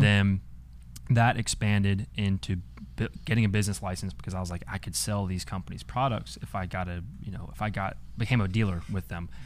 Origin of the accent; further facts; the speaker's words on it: Atlanta, Georgia, United States; moved away as an adult; now in Bowling Green, United States; I'm a out-of-state kid, I'm from Atlanta